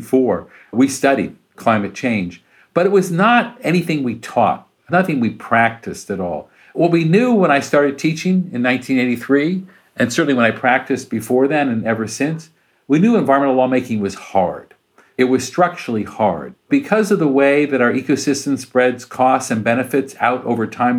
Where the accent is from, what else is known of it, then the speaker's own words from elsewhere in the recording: Urbana, Illinois, United States; moved away; my hometown school, University of Illinois, Urbana, Illinois, where I grew up